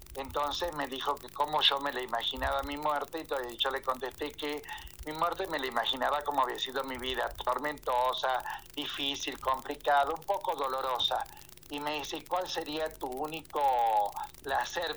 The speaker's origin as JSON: {"language": "Spanish", "town": "Ledesma", "region": "Jujuy", "country": "Argentina", "tie": "born or raised there", "also_born_or_lived": "Buenos Aires", "said": "tenía que volver a mi tierra, tenía que volver a mi pueblo"}